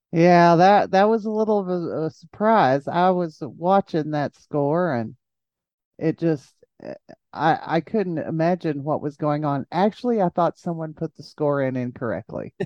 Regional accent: Jayton, Texas, United States; I'm from Jayton

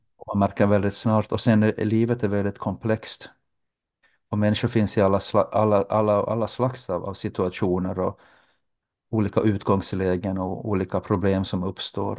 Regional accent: Jakobstad, Ostrobothnia, Finland; moved away as an adult; also born or lived in Turku; now in Helsinki, Finland; Under min uppväxt i Jakobstad så, så besökte jag den ortodoxa

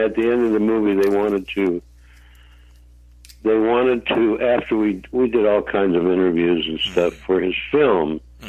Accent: Hartford, Connecticut, United States; also born or lived in Holyoke, Massachusetts; Then when I was about 6 or 7 years old, we moved to Hartford, Connecticut.

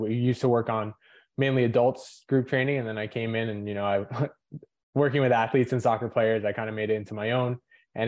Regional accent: Lincoln Park, New Jersey, United States; I was born in Lincoln Park, New Jersey, so North Jersey

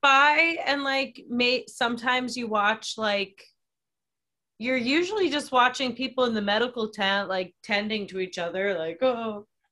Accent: Oakton, Virginia, United States; my hometown

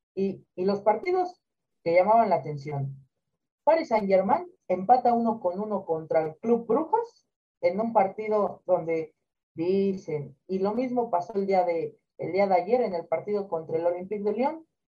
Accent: Mexico; nosotros como mexicanos

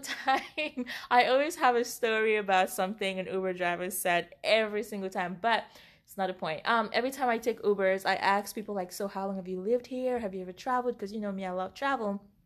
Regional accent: Cameroon; moved away; we grew up in Cameroon, Africa

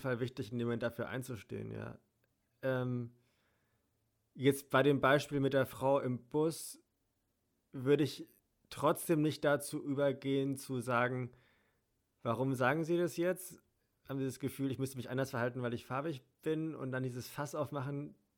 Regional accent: Germany; Bin hier geboren

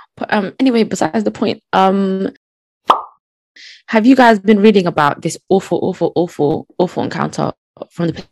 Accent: United Kingdom; as a Brit

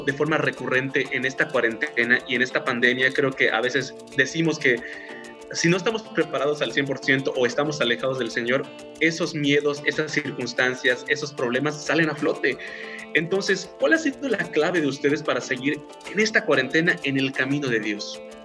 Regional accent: Yucatán, Mexico; como yucatecos y las personas que no están de Yucatán, pues bueno, nos sentimos súper orgullosos

